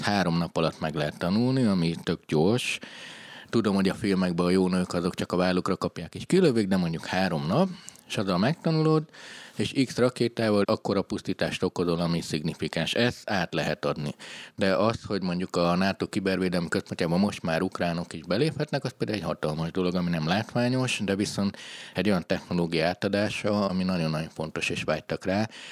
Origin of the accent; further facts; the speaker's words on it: Transylvania, Romania; Romániában vagy Erdélyben ugye én ahol nevelkedtem